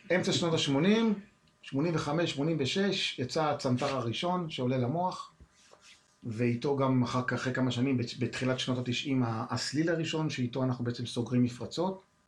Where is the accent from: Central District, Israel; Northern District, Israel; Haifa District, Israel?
Haifa District, Israel; Haifa; כילד, מתנדב במד"א, אז הייתי, גרתי בחיפה